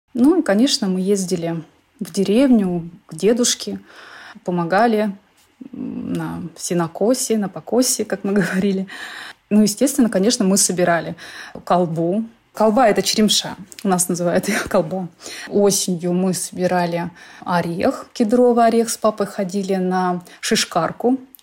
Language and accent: Russian; Shoria, Siberia, Kemerovo Oblast, Russia; moved away as an adult; now in Sweden; я представитель коренного народа. Мой народ, мы всегда жили на одной земле.